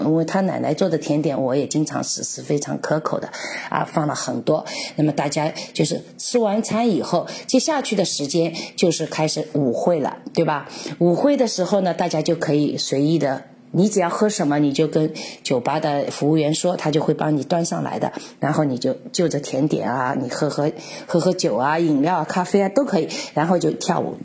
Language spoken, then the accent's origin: Chinese; China; 这个仪式我就觉得也是跟我们中国人有很多相似的